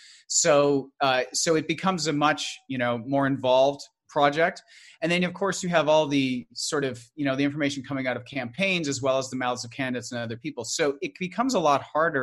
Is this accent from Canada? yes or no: yes; Canada; I'm Canadian